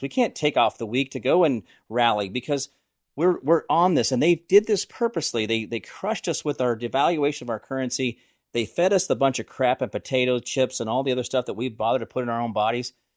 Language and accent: English; United States; I was born in America